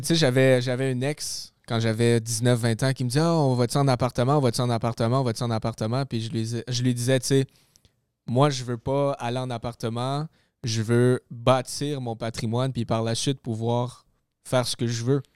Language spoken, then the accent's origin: French; Gatineau, Quebec, Canada; moved away as an adult; now in Laval, Canada; je suis déménagé de ma ville natale, Gatineau, Ottawa, et je suis rendu euh, dans le coin de Laval.